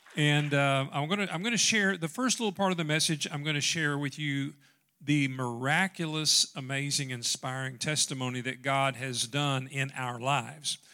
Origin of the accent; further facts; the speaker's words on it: Dyer, Tennessee, United States; moved away; also born or lived in Dyersburg, Tennessee; we grew up in Dyer, Tennessee